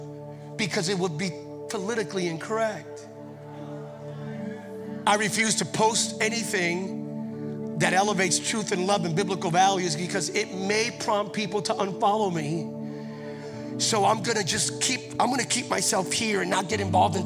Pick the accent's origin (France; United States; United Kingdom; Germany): United States; Bethlehem, Pennsylvania; now in California, United States; I'm originally not from California. I'm originally from Pennsylvania. My home state is Pennsylvania